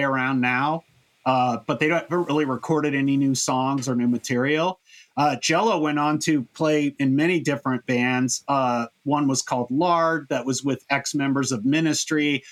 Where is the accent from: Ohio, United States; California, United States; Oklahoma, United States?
California, United States; Orange County; I grew up in Orange County